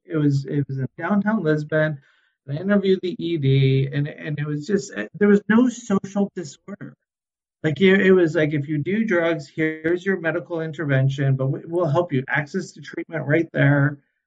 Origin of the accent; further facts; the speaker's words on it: Vancouver, British Columbia, Canada; And I remember going to Portugal, and I'm from Vancouver, and I'm on stakeholder groups, and I'm involved.